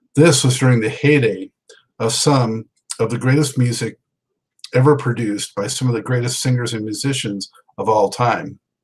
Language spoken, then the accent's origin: English; Los Angeles, California, United States; moved away; I was from Los Angeles too, and when I lived out there